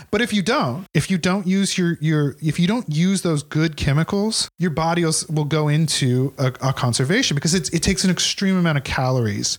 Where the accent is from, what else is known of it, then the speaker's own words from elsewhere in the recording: Ridgefield, Washington, United States; Ridgefield, Washington. It's okay. On the, it's on the Columbia River.